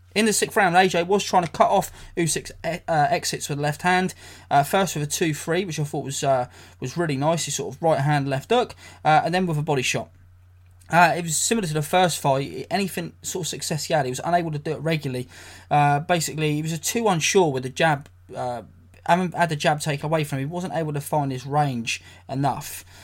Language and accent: English; England, United Kingdom; I'm an English guy, I'm a British guy.